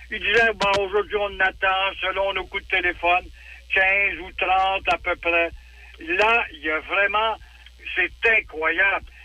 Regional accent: Quebec, Canada; moi, je suis un bon Québécois, mais il veut charcuter la loi 101.

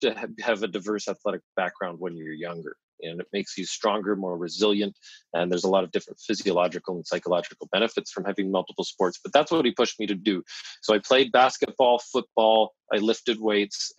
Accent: London, Ontario, Canada; I grew up in London, Ontario, a very average town in Canada.

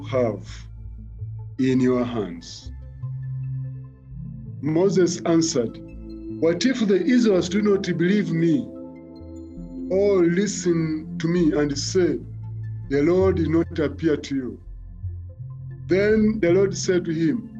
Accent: Mukono, Central Region, Uganda; I was born and raised in Mukono

